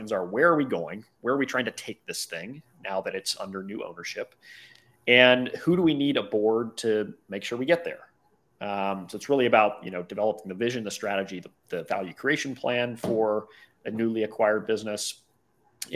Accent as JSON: {"language": "English", "town": "Cincinnati", "region": "Ohio", "country": "United States", "tie": "born or raised there", "said": "I was born and raised in Cincinnati, Ohio in the Midwest"}